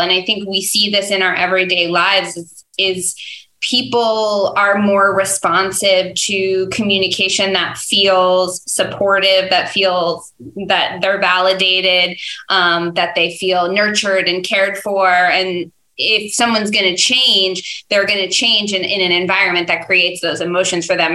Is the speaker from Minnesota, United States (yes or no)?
no; Dutchess County, New York, United States; also born or lived in Albany; I grew up in Dutchess County